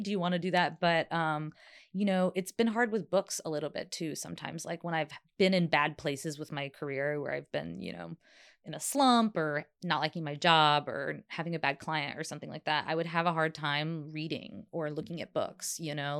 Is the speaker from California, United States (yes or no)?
no; South Carolina, United States; moved away; also born or lived in New Jersey; I grew up in the South